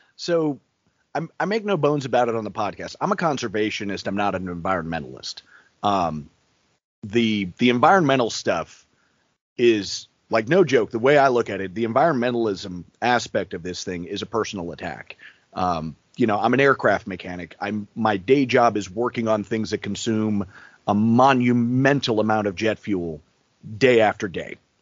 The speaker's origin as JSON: {"language": "English", "town": "New York City", "region": "New York", "country": "United States", "tie": "born or raised there", "moved": "yes", "said": "I was born in New York City"}